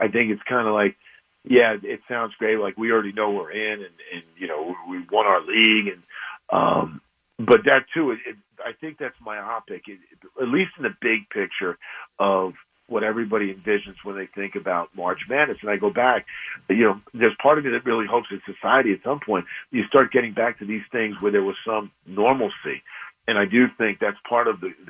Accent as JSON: {"language": "English", "region": "the New York area", "country": "United States", "tie": "born or raised there", "said": "growing up in the New York area"}